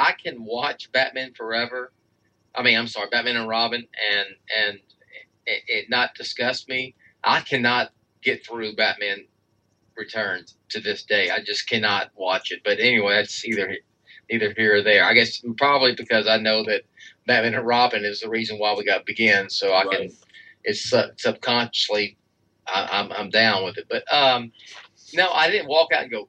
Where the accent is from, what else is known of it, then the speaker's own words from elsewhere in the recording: Texas, United States; I am from Texas